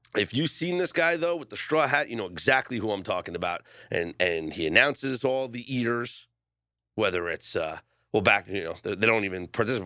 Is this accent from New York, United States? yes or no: yes; New York City, New York, United States; now in Las Vegas, United States; I grew up in Coney Island